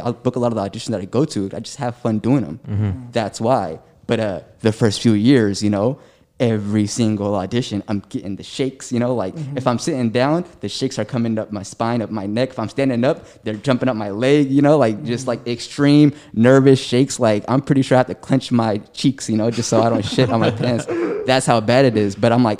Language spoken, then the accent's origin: English; Seattle, Washington, United States; also born or lived in Atlanta, Georgia / Eritrea (ancestry); now in New York, United States; Within a few months, we're in Seattle